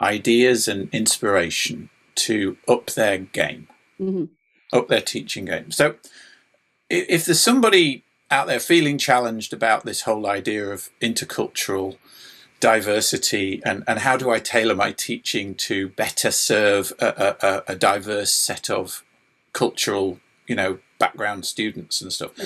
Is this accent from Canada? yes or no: no; England, United Kingdom; I'm an English lad